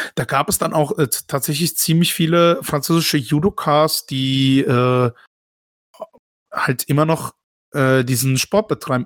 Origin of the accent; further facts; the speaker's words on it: Baden-Württemberg, Germany; dass ich in Deutschland mein ganzes Leben ja. aufgewachsen bin